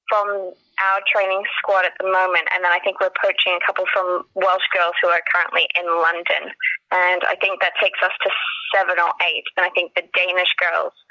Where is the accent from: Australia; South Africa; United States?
Australia; moved away as an adult; now in United Kingdom; I'm actually from Australia, and um, so I played it in high school um, before moving over to the UK.